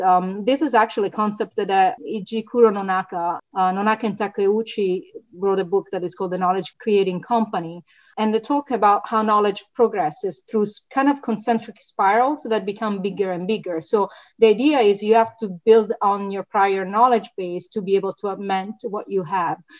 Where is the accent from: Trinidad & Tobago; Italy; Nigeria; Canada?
Italy; moved away as an adult; now in United States; My prior degrees, political science and, and, economics, were in my home country, Italy.